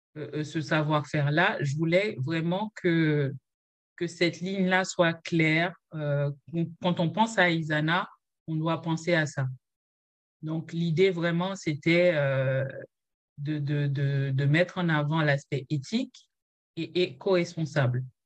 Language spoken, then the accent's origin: French; Jacmel, Sud-Est, Haiti; moved away as an adult; now in France; je suis haïtienne, j'ai grandi en Haïti